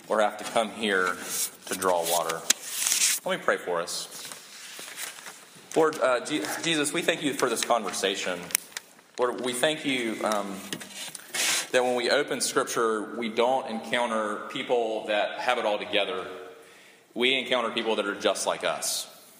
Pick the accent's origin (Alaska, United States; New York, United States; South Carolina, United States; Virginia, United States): South Carolina, United States; I'm from South Carolina